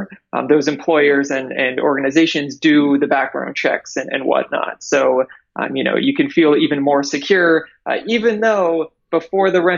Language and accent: English; near Toronto, Ontario, Canada; moved away as an adult; now in United States; I'm actually Canadian. So I am from near Toronto